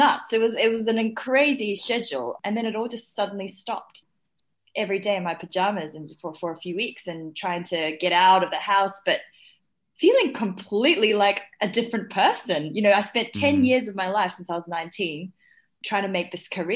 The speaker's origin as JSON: {"language": "English", "country": "New Zealand", "tie": "born or raised there", "also_born_or_lived": "Shanghai, China", "said": "when I was five, I moved to New Zealand with my family from, you know, we moved from Shanghai"}